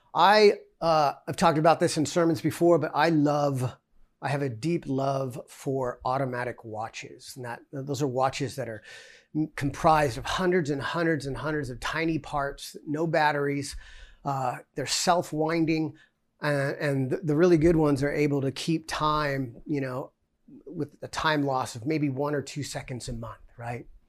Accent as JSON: {"language": "English", "country": "United States", "said": "we're American Christians"}